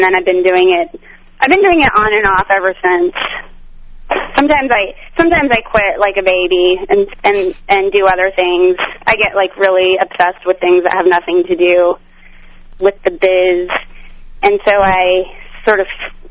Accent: Pueblo, Colorado, United States; also born or lived in New York; now in Los Angeles, United States; I grew up in Pueblo, Colorado

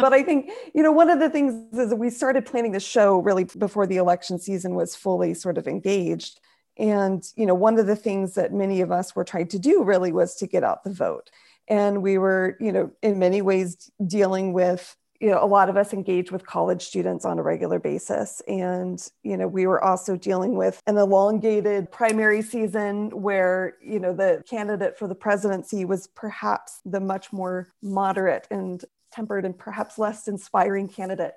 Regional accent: Nebraska, United States; now in Long Beach, United States; I'm originally from Nebraska

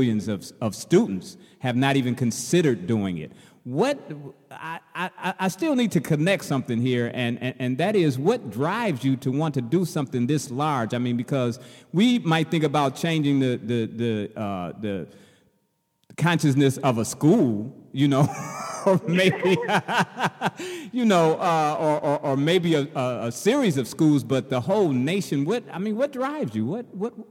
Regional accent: Chicago, Illinois, United States; I'm from Chicago, and the entire school system in Chicago

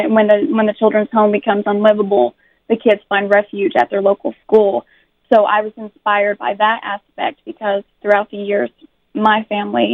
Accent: Central Appalachia, Southwest Virginia, United States; I'm from Southwest Virginia in Central Appalachia

